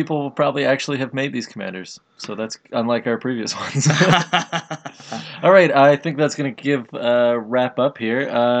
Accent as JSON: {"language": "English", "country": "Canada", "said": "Canadian, because we're Canadian."}